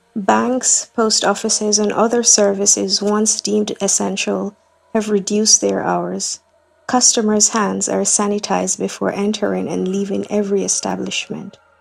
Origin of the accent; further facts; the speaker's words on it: Kingston, Jamaica; I'm from Kingston, Jamaica